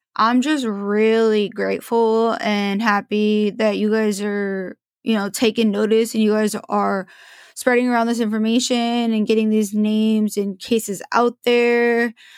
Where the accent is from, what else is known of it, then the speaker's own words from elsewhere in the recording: Portland, Oregon, United States; I'm from Portland. I grew up in Portland.